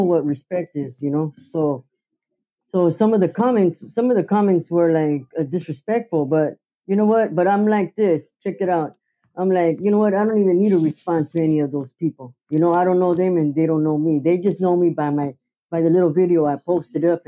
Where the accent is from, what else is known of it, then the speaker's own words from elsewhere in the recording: Camarillo, California, United States; now in Oxnard, United States; I was born in Ventura County, so, and I lived in Camarillo till I was 12. And then I came to Oxnard when I was 12 years old.